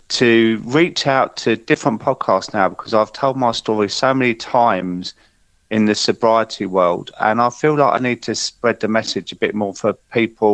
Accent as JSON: {"language": "English", "town": "Croydon", "region": "London", "country": "United Kingdom", "tie": "born or raised there", "said": "I grew up in Croydon, and my mum worked in the local factory"}